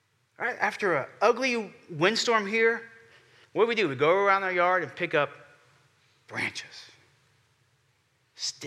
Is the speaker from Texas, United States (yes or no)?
yes; Houston, Texas, United States; I'm from Houston